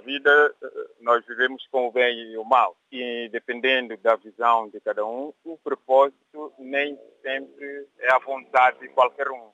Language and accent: Portuguese; São Tomé & Príncipe; moved away as an adult; also born or lived in Portugal; now in United Kingdom; Eu nasci em Santo Tomé, depois mais tarde vim para Portugal em, para estudar